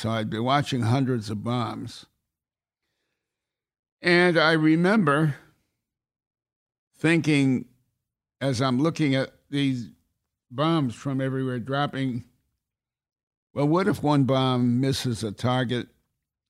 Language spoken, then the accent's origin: English; United States; I'm an American